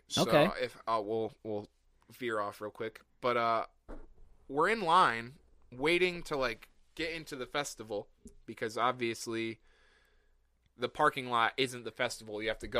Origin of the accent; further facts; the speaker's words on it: Rhode Island, United States; I'm not from the area at all. Like, okay. I'm from Rhode Island.